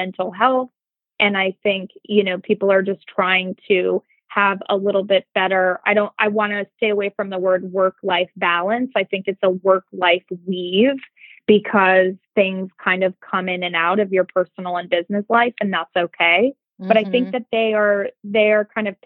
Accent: Montana, United States; moved away; I grew up in Montana where work ethic was everything

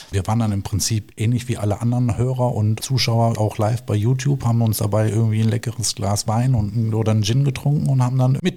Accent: Duisburg, North Rhine-Westphalia, Germany; Also ich komme gebürtig aus Duisburg, aber bin dann wieder zurück in die Heimatstadt.

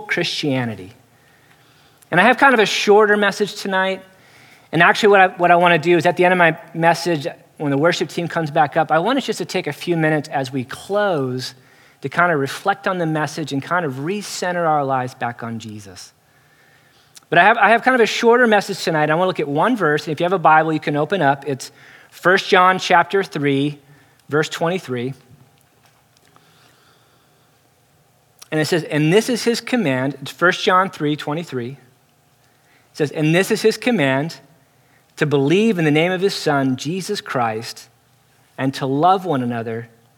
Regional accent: San Diego, California, United States; moved away as an adult; now in New York City, United States; San Diego

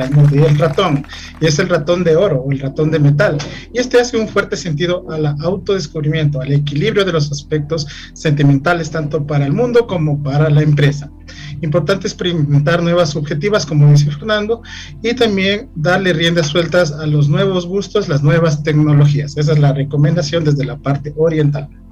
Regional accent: Ecuador; nuestro Ecuador

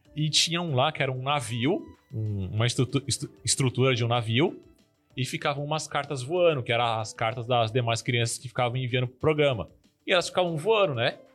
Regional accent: São Paulo, Brazil; now in Sergipe, Brazil; nós estamos em Sergipe, mas eu era de São Paulo, eu sou original de São Paulo

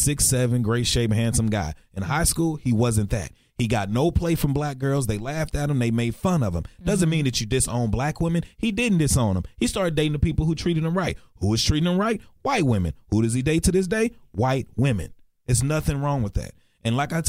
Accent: Texarkana, United States; now in Dallas, United States; I was raised in Texarkana in a country town where racism was big

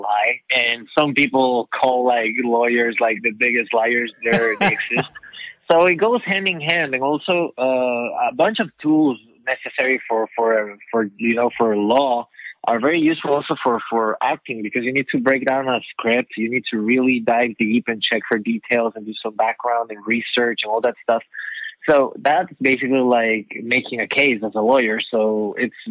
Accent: Ecuador; moved away; I am from Ecuador in South America

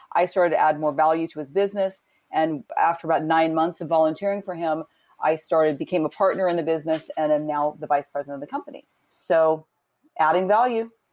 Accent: Southern California, United States; I grew up in Southern California

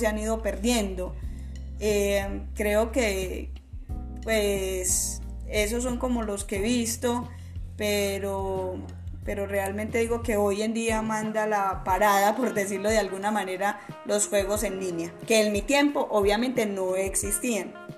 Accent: Caquetá, Colombia; now in Antioquia, Colombia; yo soy del departamento del Caquetá

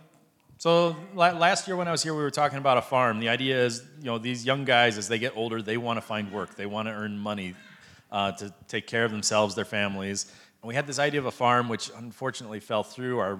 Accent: United States; now in Cambodia; me as an American who has more money than they

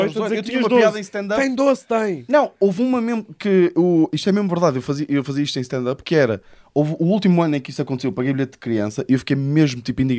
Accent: Santa Maria da Feira, Aveiro District, Portugal; eu também sou de Santa Maria

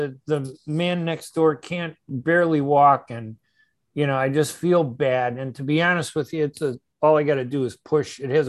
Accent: Chicago, Illinois, United States; we are from Chicago.

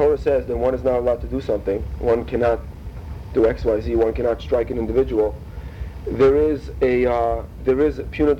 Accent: Russia; moved away; we're both from Russia

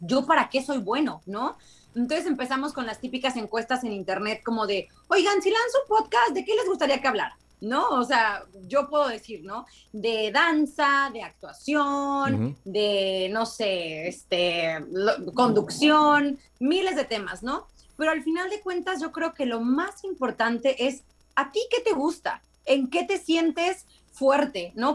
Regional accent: Veracruz, Mexico; moved away as an adult; now in Los Angeles, United States; Yo soy mexicana, soy de Veracruz, pero hace 10 años que radico en Los Ángeles en California

